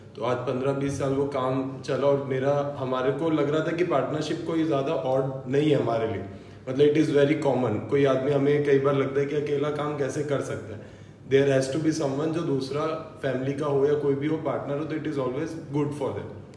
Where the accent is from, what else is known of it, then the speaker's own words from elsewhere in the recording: Delhi, India; मैं दिल्ली से बिलोंग करता हूं